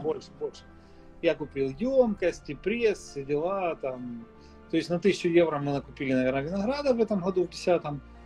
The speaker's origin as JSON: {"language": "Russian", "town": "Mykolaiv", "region": "Mykolaiv Oblast", "country": "Ukraine", "also_born_or_lived": "Ochakiv, Ukraine", "said": "я сам из Николаева исторически"}